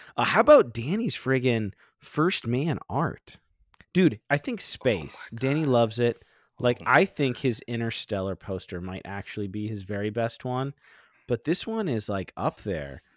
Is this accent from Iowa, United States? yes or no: no; Florida, United States; I grew up in Florida